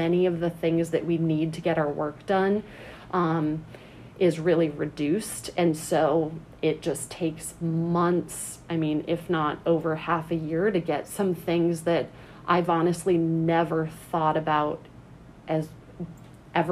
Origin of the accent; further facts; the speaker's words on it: New England, United States; moved away as an adult; also born or lived in Alaska / Flagstaff, Arizona; now in Amherst, United States; I am originally from New England